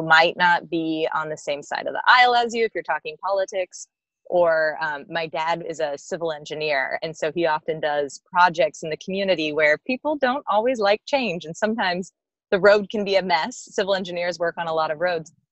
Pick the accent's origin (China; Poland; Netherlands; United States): United States; Midwest; I'm from the Midwest